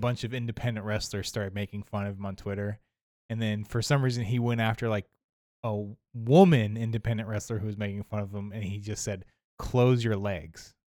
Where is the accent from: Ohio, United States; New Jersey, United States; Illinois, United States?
Ohio, United States; I'm from Ohio.